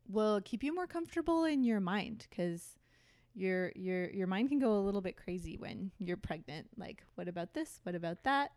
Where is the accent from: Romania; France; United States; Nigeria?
United States; Thousand Oaks, California; moved away as an adult; also born or lived in Westwood; now in Long Beach, United States; I grew up in Thousand Oaks, Ventura County. So that's just north of Los Angeles.